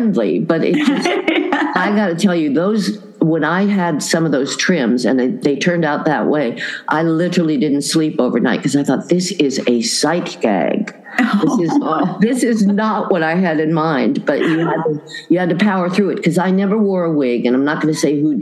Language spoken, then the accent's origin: English; Boulder, Colorado, United States; I grew up in Boulder, Colorado